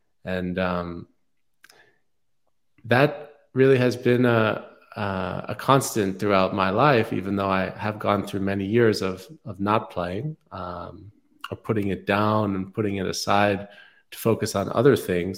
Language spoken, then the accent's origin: English; New York City, New York, United States; I grew up in New York City and was quite disconnected from nature for most of my, life until I was in my mid-20s